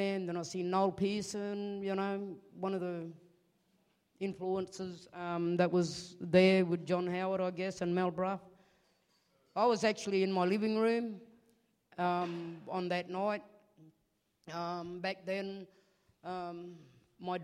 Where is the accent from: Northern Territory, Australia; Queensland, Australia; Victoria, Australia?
Northern Territory, Australia; Alice Springs; I was born here in Alice Springs